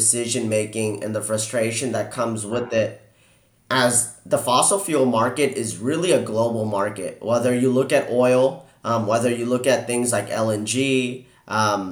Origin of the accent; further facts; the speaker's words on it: Houston, Texas, United States; I'm born and raised in Houston, and I've lived in Texas much of my life